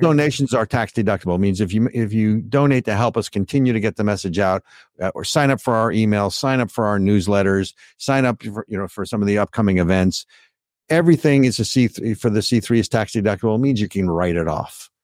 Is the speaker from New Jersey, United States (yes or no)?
yes; New Jersey, United States; now in New Hampshire, United States; my home state of New Jersey